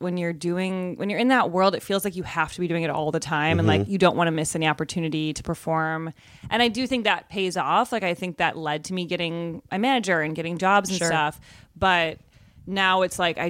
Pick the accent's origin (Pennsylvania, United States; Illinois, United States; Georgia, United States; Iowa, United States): Illinois, United States; Evanston; moved away as an adult; also born or lived in Chicago / New York; now in Los Angeles, United States; I'm from Evanston, Illinois, where Northwestern University is